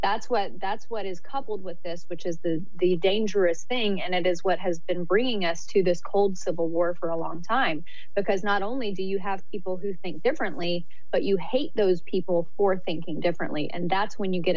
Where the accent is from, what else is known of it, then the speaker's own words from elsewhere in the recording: Auburn, Alabama, United States; now in California, United States; You know, I grew up in Alabama, so Auburn, Alabama, intense, heated, sometimes violent rivalry.